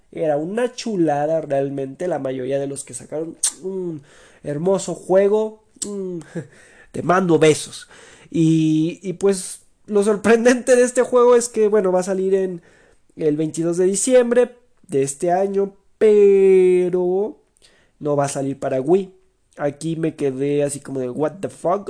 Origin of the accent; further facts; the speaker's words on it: Mexico; como típico mexicano